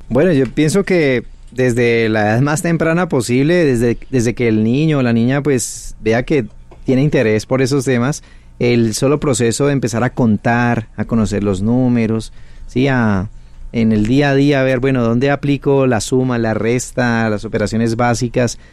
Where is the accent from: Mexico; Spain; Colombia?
Colombia; Cali, Valle del Cauca; Yo soy de Cali, Colombia.